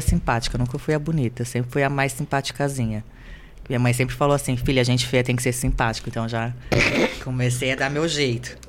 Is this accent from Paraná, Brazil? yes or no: yes; Londrina, Paraná, Brazil; moved away as an adult; also born or lived in Grandes Rios, Brazil; now in Rio de Janeiro, Brazil; eu vim de Grandes Rios, depois para Londrina